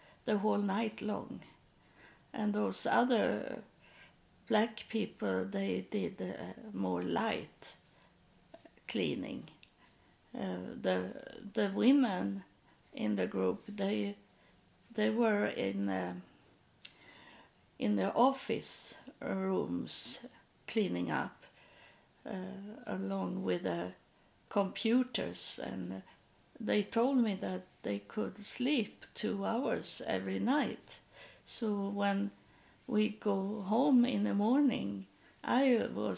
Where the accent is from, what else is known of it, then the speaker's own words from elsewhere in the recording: Sweden; moved away; I'm from Sweden. I'm not American.